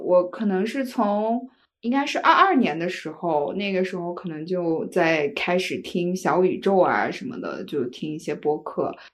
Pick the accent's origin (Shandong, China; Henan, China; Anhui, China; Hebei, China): Shandong, China; moved away as an adult; 我老家是山东的